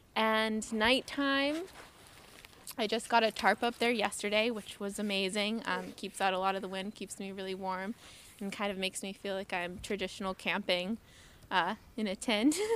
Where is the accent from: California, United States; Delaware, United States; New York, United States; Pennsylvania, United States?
California, United States; San Diego; I'm originally from San Diego